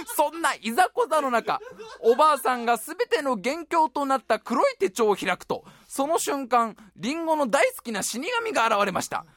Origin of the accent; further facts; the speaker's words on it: Tokorozawa, Saitama, Japan; moved away; 所沢は所沢でも俺が住んでいたのは新所沢っていうね